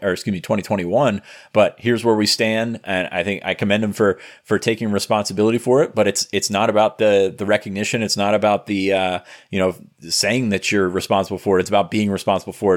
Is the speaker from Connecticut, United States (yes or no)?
no; Franklin County, southern Pennsylvania, United States; I grew up in Franklin County